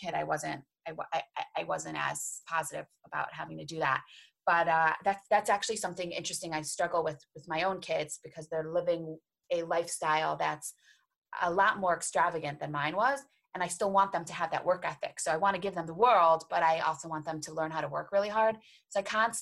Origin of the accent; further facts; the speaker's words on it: Cleveland, Ohio, United States; I'm from Cleveland, Ohio